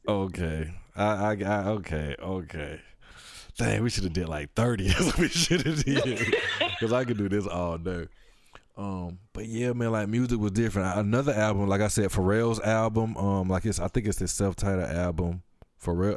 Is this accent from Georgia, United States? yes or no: yes; Atlanta, Georgia, United States; I'm from Atlanta